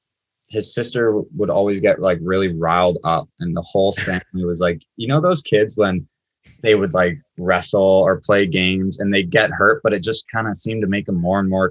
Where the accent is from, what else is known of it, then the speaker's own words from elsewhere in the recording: Curtis, Ontario, Canada; I'm from Curtis.